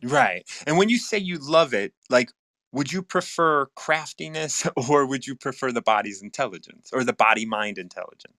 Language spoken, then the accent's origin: English; Chicago, Illinois, United States; having been born and raised in Chicago